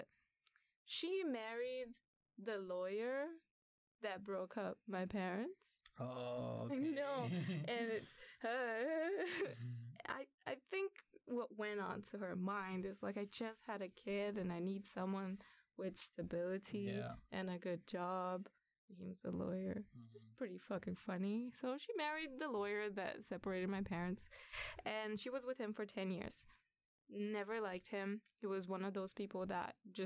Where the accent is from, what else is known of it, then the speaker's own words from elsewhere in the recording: Brazil; now in Sweden; I was born in Brazil